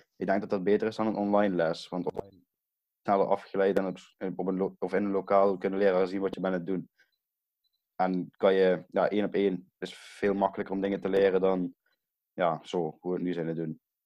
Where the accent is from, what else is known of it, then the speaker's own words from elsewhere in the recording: Brunssum, Limburg, Netherlands; ik kom uit Brunsum.